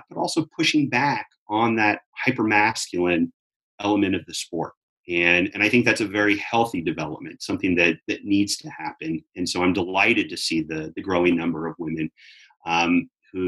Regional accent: Southern California, United States; when I was growing up in Southern California

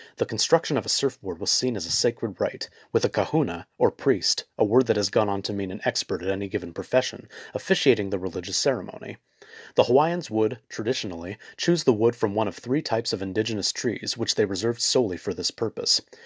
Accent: Los Angeles, California, United States; I was born and raised in Los Angeles

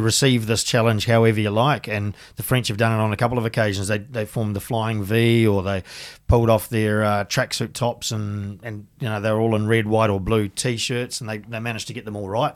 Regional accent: Tuahiwi, Canterbury, New Zealand; moved away as an adult; also born or lived in England / France; I grew up in the country, um, little town called Tuahiwi

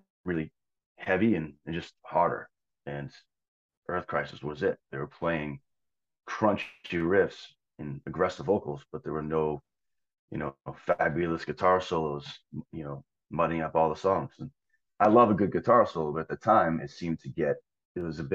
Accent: Wakefield, Massachusetts, United States; I grew up in Massachusetts. I grew up near Boston, a town called Wakefield.

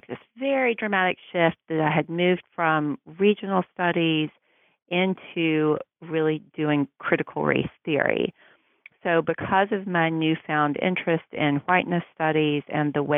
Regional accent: Western North Carolina, United States; moved away as an adult; also born or lived in Tennessee; now in Maine, United States; I was born and raised in Western North Carolina

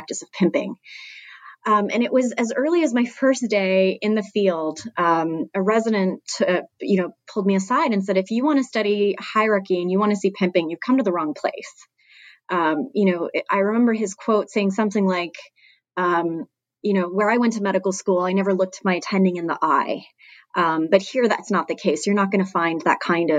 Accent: Canada; moved away; I'm originally from Canada

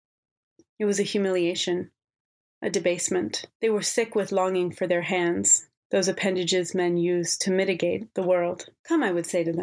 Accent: New York City, New York, United States; also born or lived in Boston; I was born in Boston, but when I was about a year old, my parents moved to New York City. So I grew up in New York City, in Manhattan

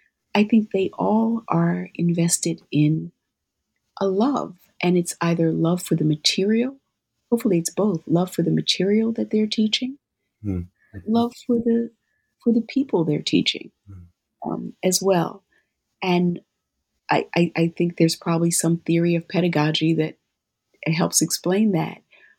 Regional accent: Philadelphia, Pennsylvania, United States; when I was growing up in Philadelphia, it was the sound of Philadelphia with Gamble and Huff

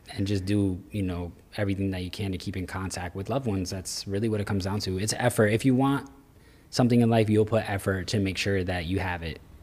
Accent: Florida, United States; also born or lived in New York; Born in New York, but Florida is what raised me

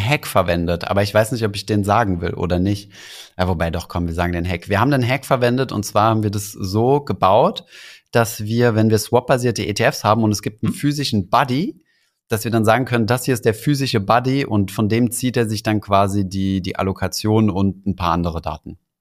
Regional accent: Germany; als Deutsche

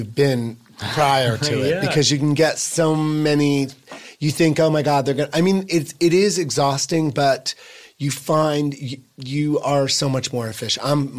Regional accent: Boonton, New Jersey, United States; Northern Northwest, a town called Boonton.

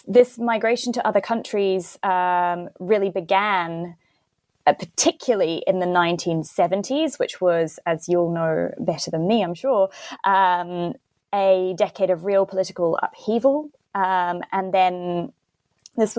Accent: Christchurch, Canterbury, New Zealand; moved away as an adult; also born or lived in Santiago, Chile / United Kingdom; my hometown of Christchurch

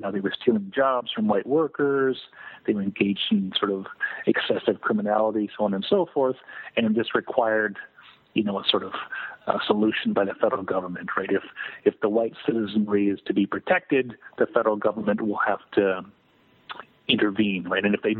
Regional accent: Yakima, Washington, United States; correct, in Yakima, my hometown.

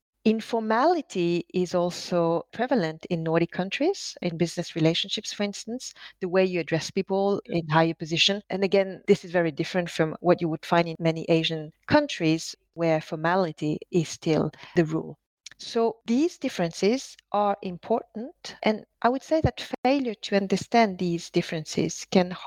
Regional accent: France; English is a second language; moved away; also born or lived in Norway; a French Chinese lady who has lived in Norway, speaking in a language that is, you know, on my side, not my mother tongue

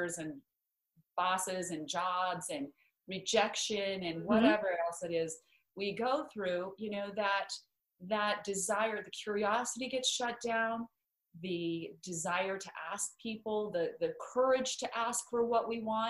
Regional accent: Idaho, United States; moved away; I grew up in Idaho where there are lots of potatoes and no mangoes

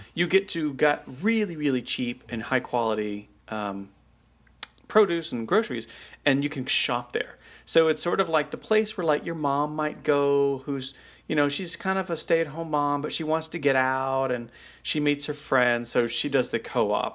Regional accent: United States; as an American

